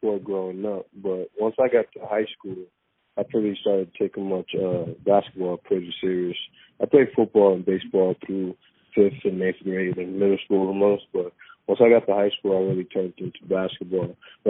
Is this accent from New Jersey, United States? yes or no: yes; North New Jersey, United States; moved away as an adult; also born or lived in Twin Falls, Idaho / Boise, Idaho; growing up here in North New Jersey.